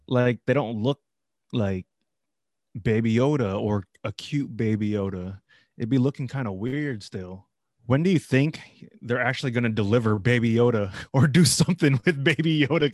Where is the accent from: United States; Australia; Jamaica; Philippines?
Philippines; I'm Filipino